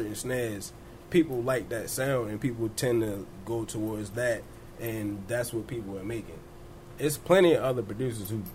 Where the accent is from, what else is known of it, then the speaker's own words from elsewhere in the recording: Baltimore, Maryland, United States; I'm from Baltimore.